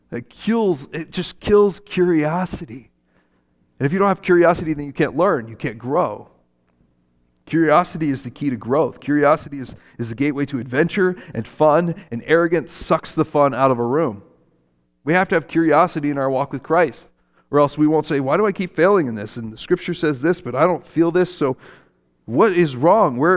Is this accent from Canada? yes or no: no; Japan; when I grew up in Japan, my parents were missionaries there.